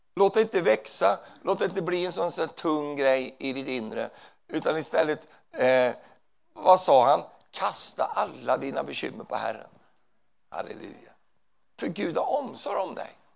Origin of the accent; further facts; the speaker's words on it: Sweden; Jag är ju svensk